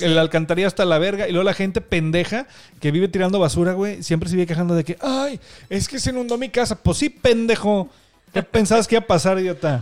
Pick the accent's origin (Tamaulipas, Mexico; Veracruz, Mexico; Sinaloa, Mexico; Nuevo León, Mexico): Nuevo León, Mexico; Monterrey; nosotros somos de Monterrey, Nuevo León. Bueno, ella y yo, o sea, Denise y yo